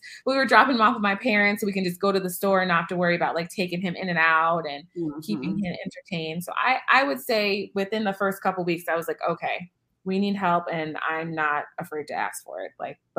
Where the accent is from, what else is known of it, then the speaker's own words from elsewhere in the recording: Illinois, United States; So I'm from Illinois and my husband's from Omaha and we lived in Iowa at the time.